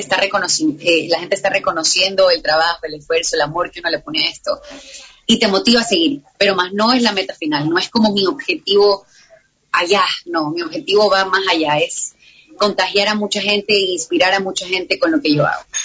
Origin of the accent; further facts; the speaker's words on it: Ecuador; soy ecuatoriana, entonces me pasa que cuando voy a un país me dicen venezolana, eh, colombiana, mm, todos menos ecuatorianos